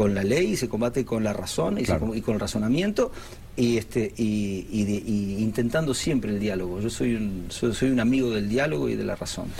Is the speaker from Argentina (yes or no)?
no; Uruguay; now in Spain; Yo nací en Uruguay, mi hijo nació en España